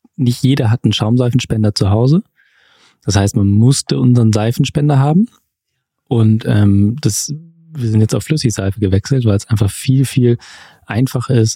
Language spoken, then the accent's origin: German; Wilhelmshaven, Lower Saxony, Germany; now in Munich, Germany; Sebastian und ich sind zusammen groß geworden in Wilhelmshaven, in der Nordsee